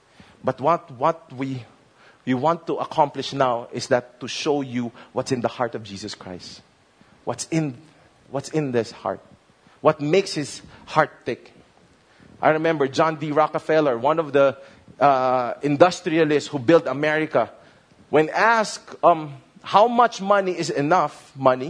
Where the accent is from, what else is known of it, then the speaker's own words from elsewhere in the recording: Manila, Metro Manila, Philippines; I grew up in Binondo, and we live in a building.